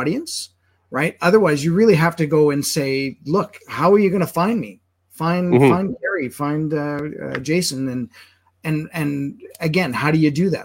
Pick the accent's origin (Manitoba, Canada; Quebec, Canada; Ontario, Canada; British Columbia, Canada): Manitoba, Canada; now in Alberta, Canada; I'm originally from Manitoba